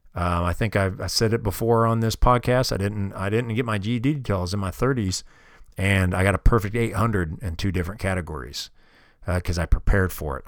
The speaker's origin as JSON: {"language": "English", "town": "Kansas City", "region": "Missouri", "country": "United States", "tie": "born or raised there", "moved": "yes", "said": "I grew up in Kansas City, Missouri, and all my family's still there"}